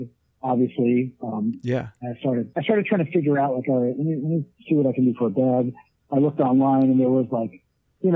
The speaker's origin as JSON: {"language": "English", "town": "Red Hook", "region": "New York", "country": "United States", "said": "I'm from Red Hook, New York, in the Hudson Valley area"}